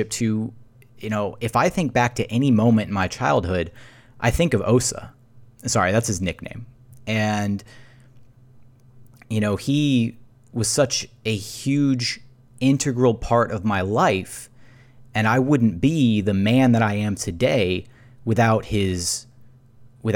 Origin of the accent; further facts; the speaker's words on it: Houston, Texas, United States; I grew up in Meyerland near Hillcroft and Brayswood